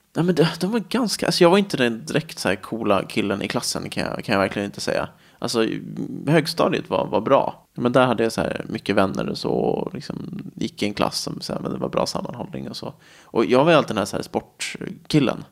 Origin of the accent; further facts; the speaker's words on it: Nacka, Stockholm County, Sweden; now in Täby, Sweden; sen flyttade vi till ett radhus i Nacka. Och där är jag väl uppvuxen egentligen